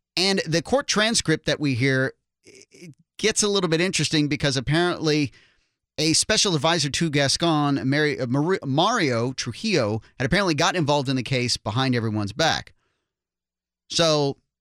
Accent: the East Coast, Northeast, United States; now in Claremont, United States; I'm from the East Coast in the Northeast

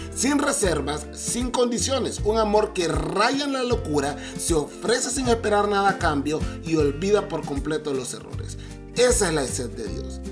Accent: Honduras; moved away as an adult; now in Mexico; Yo soy hondureño, es más, soy 100% catracho, pero casi llevo 7 años viviendo en México

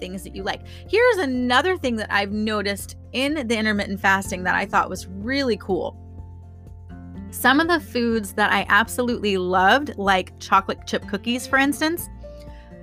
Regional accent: Florida, United States; I'm from Florida

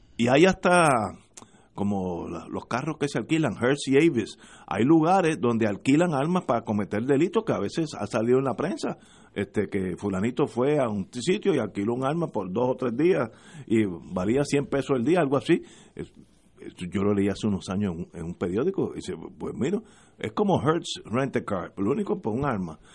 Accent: Puerto Rico

